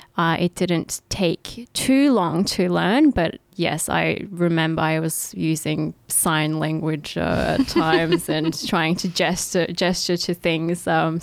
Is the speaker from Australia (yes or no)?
yes; Australia; also born or lived in Ankara, Turkey; Yes, so I was born in Ankara, the capital, and I was in Turkey till 2007, so till I was about seven. And I, yes, so I, after that I came to Australia when I was seven